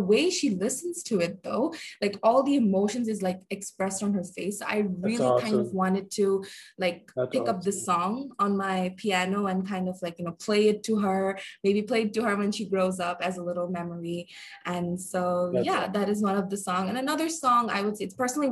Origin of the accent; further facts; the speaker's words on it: Bangladesh; I am from Bangladesh